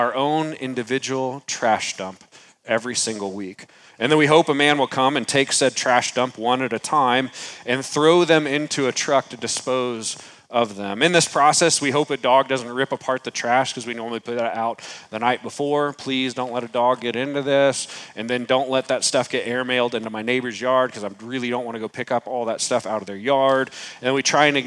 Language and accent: English; San Antonio, Texas, United States; moved away; I was born in San Antonio, Texas